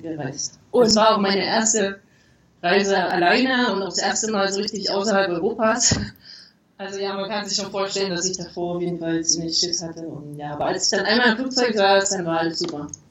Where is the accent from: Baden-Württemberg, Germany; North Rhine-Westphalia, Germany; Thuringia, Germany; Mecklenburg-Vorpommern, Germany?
Thuringia, Germany; moved away as an adult; also born or lived in Leipzig / Jena / Hamburg; now in Querétaro, Mexico; Also geboren bin ich in Leipzig und aber aufgewachsen in Thüringen